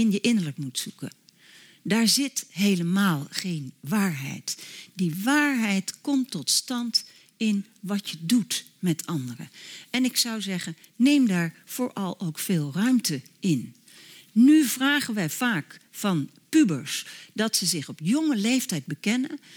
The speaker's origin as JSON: {"language": "Dutch", "country": "Netherlands", "said": "Zodat ik meer op zoek ben naar de verbintenis dan mij onmiddellijk terug te trekken in mijn, hoera, ik ben een Nederlander, hartstikke vrij, identiteit."}